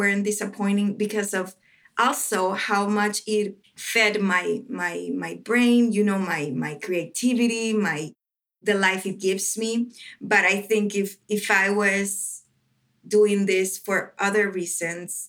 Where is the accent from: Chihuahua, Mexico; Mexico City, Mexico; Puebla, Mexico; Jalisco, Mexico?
Chihuahua, Mexico; Ciudad Juárez; English is a second language; moved away as an adult; also born or lived in Metro Detroit, United States; now in Detroit, United States; my hometown in Juarez, Mexico